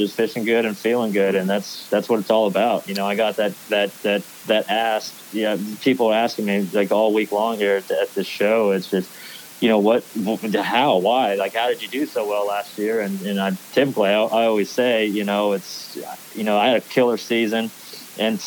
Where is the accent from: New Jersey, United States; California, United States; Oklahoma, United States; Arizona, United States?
California, United States; growing up in California